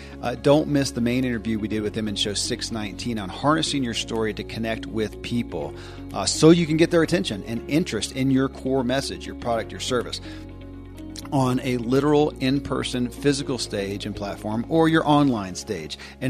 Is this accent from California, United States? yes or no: no; Kentucky, United States; born or raised there